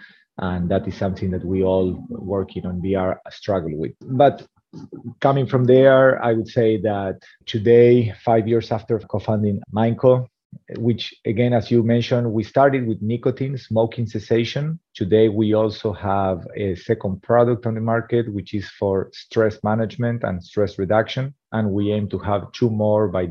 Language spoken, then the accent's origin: English; Argentina; also born or lived in India; now in San Francisco, United States; I'm originally from Argentina, and now today living in San Francisco, California.